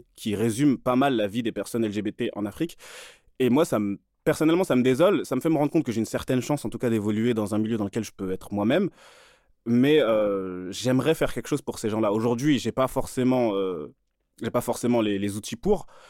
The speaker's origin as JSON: {"language": "French", "region": "Île-de-France", "country": "France", "tie": "born or raised there", "said": "j'ai grandi en Ile-de-France, hein, dans des banlieues du 78 et du 93"}